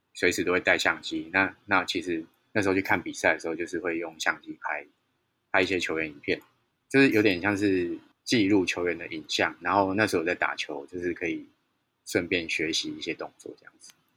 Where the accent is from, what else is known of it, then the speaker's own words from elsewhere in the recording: Taichung, Taiwan; moved away; 我老家在台中